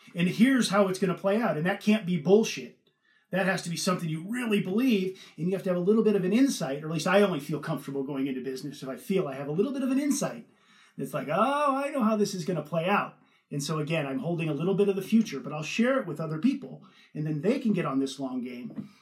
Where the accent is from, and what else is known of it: Northern California, United States; born or raised there; moved away as an adult; also born or lived in Ohio; now in United Kingdom